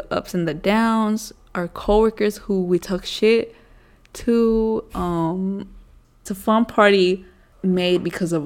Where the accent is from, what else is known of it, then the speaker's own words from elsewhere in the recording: Las Vegas, Nevada, United States; I'm from Vegas. I was born here. I grew up in the 030.